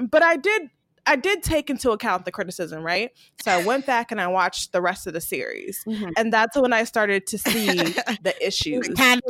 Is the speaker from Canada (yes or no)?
no; Puerto Rico; I grew up in Puerto Rico as a kid.